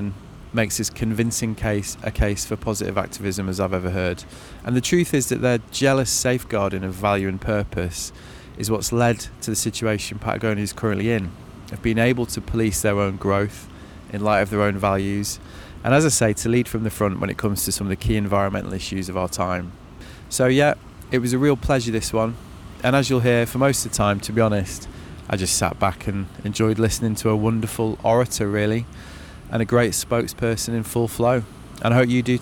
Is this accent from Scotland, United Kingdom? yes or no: no; Manchester, North West England, United Kingdom; That's my hometown, actually.